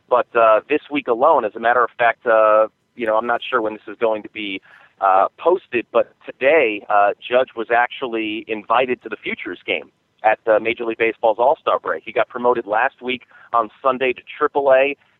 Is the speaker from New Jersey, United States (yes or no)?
yes; New Jersey, United States; moved away as an adult; now in Fresno, United States; I'm actually from New Jersey, not New York. I grew up 50 miles outside of New York City, and both my parents are from New York. So I'm technically from New Jersey